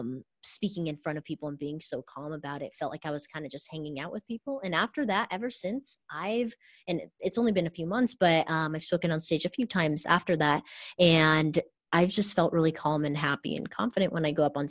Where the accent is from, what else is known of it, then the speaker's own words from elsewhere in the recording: Orange County, California, United States; I grew up in Orange County in California